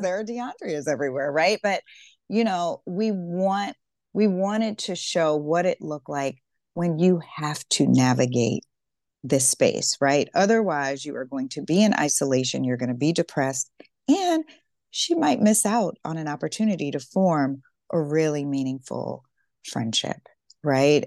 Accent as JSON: {"language": "English", "region": "Deep South", "country": "United States", "tie": "born or raised there", "said": "I grew up in the Deep South"}